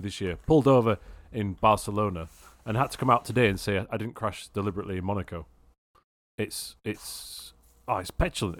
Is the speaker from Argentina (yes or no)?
no; United Kingdom; I'm British.